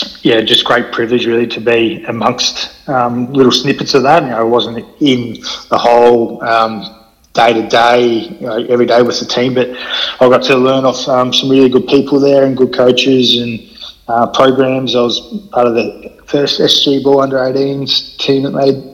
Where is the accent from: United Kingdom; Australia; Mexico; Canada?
Australia; Mornington Peninsula, Melbourne, Victoria; moved away as an adult; now in Mackay, Australia; growing up in the Mornington Peninsula down in Melbourne. It's about an hour south of Melbourne